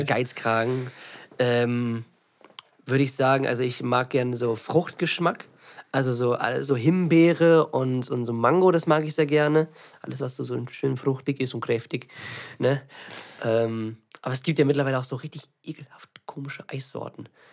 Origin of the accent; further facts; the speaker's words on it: Lübeck, Schleswig-Holstein, Germany; also born or lived in Eutin; ich bin hier in der Nähe aufgewachsen, diese Stadt, ne, in Lübeck hat mich geprägt